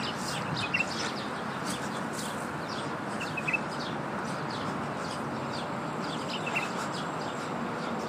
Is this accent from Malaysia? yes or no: no; Australia; being an Australian